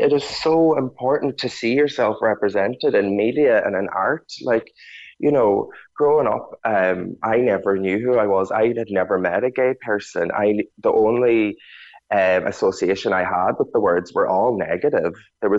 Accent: Ulster, Ireland; But I definitely did feel like an alien growing up in Donegal, that there was no place there for me.

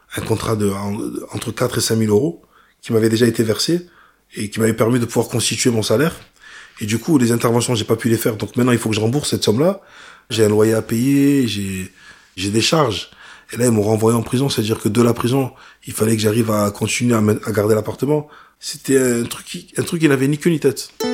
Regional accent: Vitrolles, Provence-Alpes-Côte d'Azur, France; rentrer chez moi à Marseille, à Vitrolles

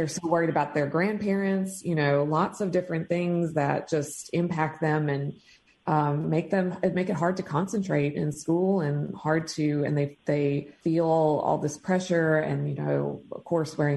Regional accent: Tupelo, Mississippi, United States; now in Madison, United States; I'm from Tupelo, Mississippi

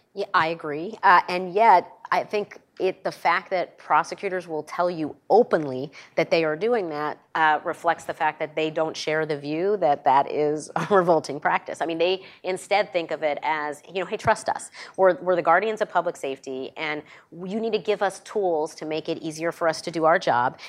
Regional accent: New York, United States; my home state of New York

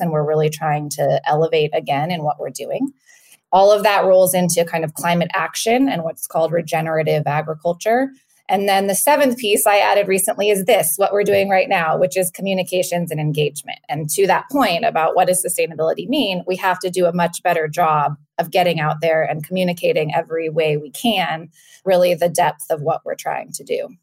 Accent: Napa Valley, California, United States; moved away as an adult; also born or lived in Washington, D.C.; I'm from the Napa Valley originally

